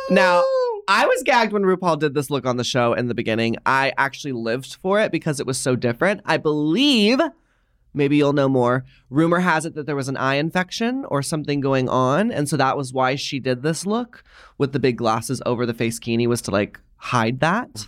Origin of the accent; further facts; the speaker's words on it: the South, United States; I grew up in the South